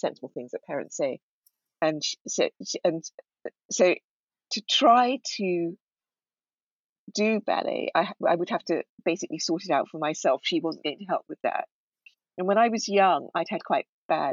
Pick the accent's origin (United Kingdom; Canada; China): United Kingdom; we were the generation that was born and brought up here rather than in Ghana